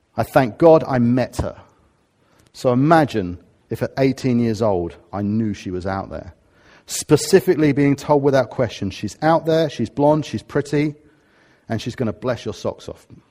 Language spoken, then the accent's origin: English; Harrow, London, United Kingdom; now in Watford, United Kingdom; I'm a Harrovian. I come from Harrow, or I'm a Watfordian, 'cause that's where I happen to live